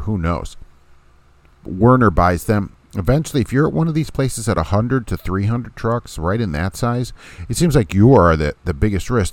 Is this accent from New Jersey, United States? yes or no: yes; Jersey City, New Jersey, United States; New Jersey City, isn't that a nice place? I love it. That's my hometown